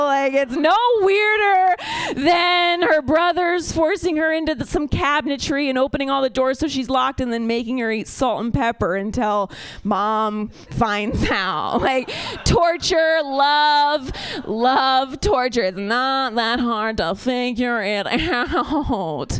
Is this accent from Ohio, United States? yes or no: yes; Ohio, United States; now in Bay Area, United States; I am from Ohio.